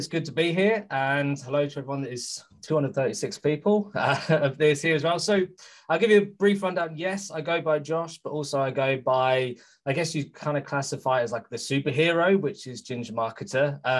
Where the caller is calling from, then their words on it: United Kingdom; Some people think I'm Norwegian, but I'm calling from the UK.